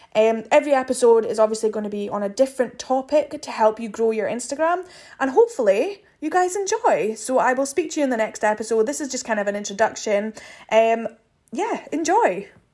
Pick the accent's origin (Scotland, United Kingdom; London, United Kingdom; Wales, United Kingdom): Scotland, United Kingdom; Aberdeen; I am from Aberdeen in Scotland.